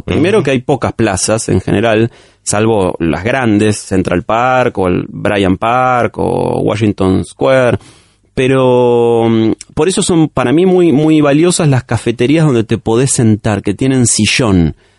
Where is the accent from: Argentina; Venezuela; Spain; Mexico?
Argentina; como todo argentino